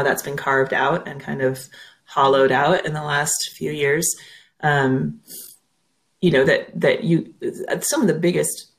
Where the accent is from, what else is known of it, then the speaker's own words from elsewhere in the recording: Minnesota, United States; accent: Minnesota; And do you hear my accent come out there too? Winona, Minnesota